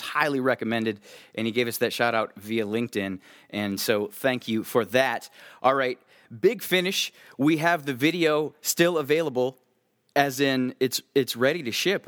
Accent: Midwest, United States; I'm from the Midwest

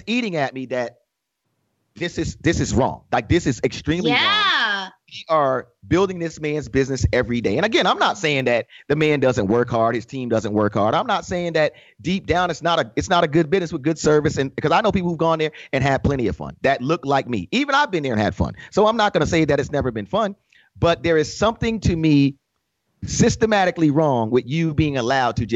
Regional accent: New York, United States; being a New Yorker, being a hip hop kid at heart

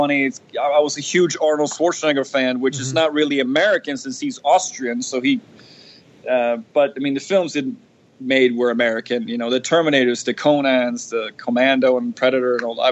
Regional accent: Sweden; moved away as an adult; now in United States; Born and raised

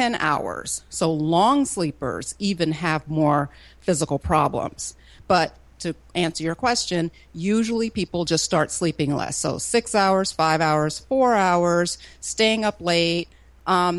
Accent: Florida, United States; now in Atlanta, United States; I grew up in Florida

